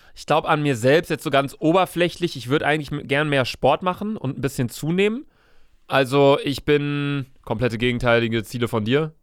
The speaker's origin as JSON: {"language": "German", "country": "Germany", "said": "meine Vorfahren waren Deutsche, ich bin Deutscher"}